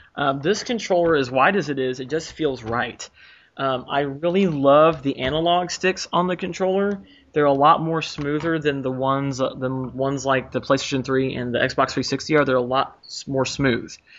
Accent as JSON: {"language": "English", "country": "United States"}